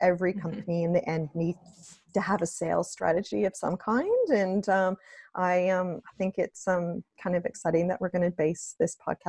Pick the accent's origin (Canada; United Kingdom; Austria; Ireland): Canada; moved away as an adult; now in Australia; just because of my accent. So I moved from Canada to Australia over 8 years ago now, which is pretty crazy to think of, but absolutely love it here